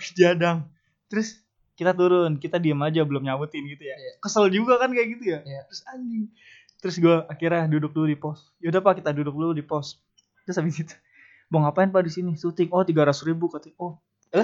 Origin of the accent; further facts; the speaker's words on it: Jakarta, Indonesia; gue dari Jakarta